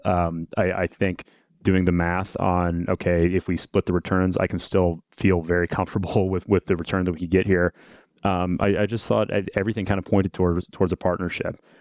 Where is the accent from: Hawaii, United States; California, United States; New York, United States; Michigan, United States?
Michigan, United States; Detroit; I'm from Detroit originally, um, come from an automotive family